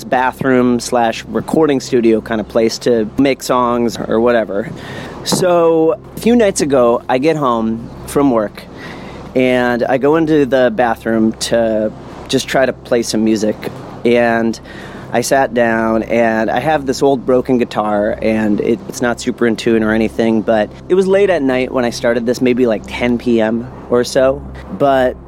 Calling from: New Orleans, Louisiana, United States; I'm calling from New Orleans, Louisiana

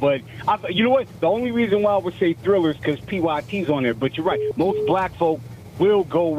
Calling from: Pasadena, California, United States; Oh, man, it's … from Pasadena, man.

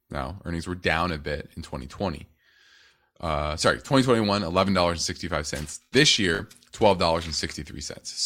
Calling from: North Carolina, United States; I'm from North Carolina.

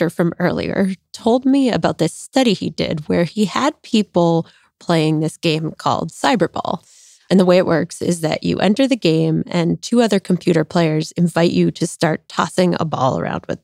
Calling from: London, United Kingdom

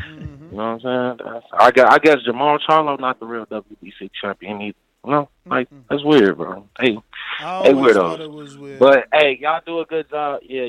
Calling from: Indiana, United States; Hey, I'm calling from Indiana.

